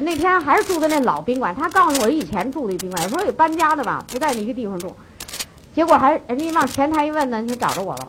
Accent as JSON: {"language": "Chinese", "country": "China", "said": "咱中国人就有这毛病"}